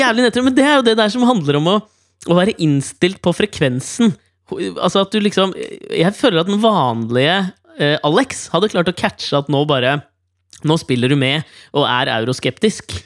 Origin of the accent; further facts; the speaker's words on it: Norway; jeg er fra Norge